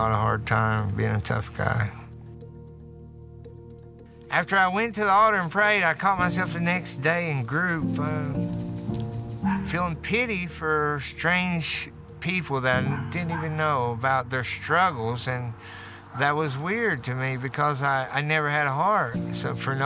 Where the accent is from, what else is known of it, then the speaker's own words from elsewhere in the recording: Martin County, Kentucky, United States; I grew up in Martin County here